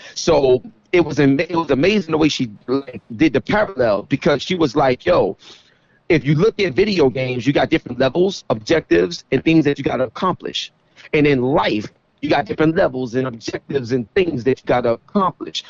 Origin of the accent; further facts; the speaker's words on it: New York City, New York, United States; I come from East New York, Brooklyn